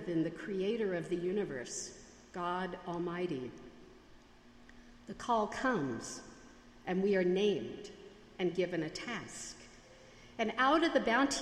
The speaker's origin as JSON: {"language": "English", "country": "United States", "accent": "Yankee", "said": "my Yankee accent"}